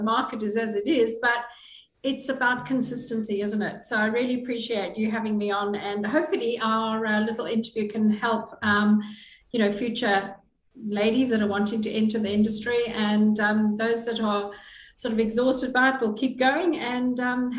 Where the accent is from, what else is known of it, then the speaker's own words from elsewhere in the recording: Zimbabwe; moved away as an adult; now in Australia; Well, Julie, we came from Zimbabwe. We were very blessed to be welcomed into Australia. We came in 2001 and we arrived with our young son